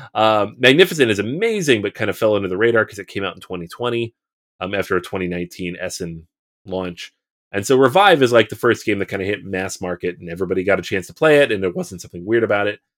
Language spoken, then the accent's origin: English; Seattle, Washington, United States; I'm from Seattle